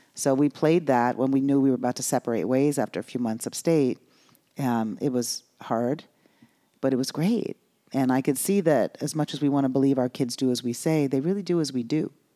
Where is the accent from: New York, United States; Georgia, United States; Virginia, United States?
New York, United States; moved away; also born or lived in Los Angeles / Miami; I grew up in New York